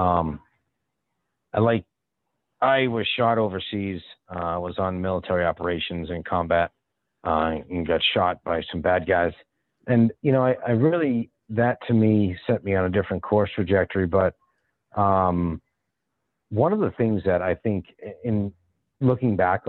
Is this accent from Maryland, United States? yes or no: no; Boston, Massachusetts, United States; now in Dallas, United States; being originally from the Boston area